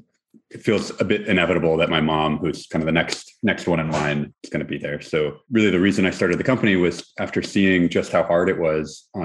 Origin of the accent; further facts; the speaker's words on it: Houston, Texas, United States; now in Berkeley, United States; I'm from Houston, Texas, originally, and really feel like a Texan